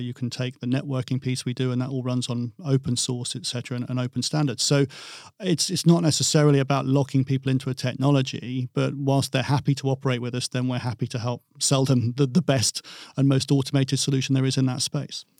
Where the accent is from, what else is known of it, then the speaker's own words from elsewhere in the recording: England, United Kingdom; I'm English, um, I'm European